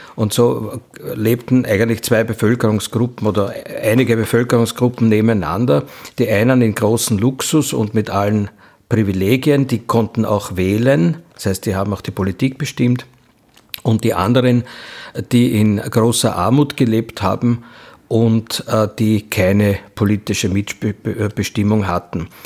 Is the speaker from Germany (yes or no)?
no; Austria; bei uns in Österreich